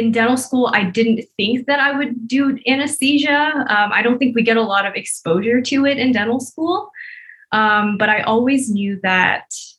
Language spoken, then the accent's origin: English; Bay Area, California, United States; moved away as an adult; now in Las Vegas, United States; I'm originally from the Bay Area in California, but right now I'm in Vegas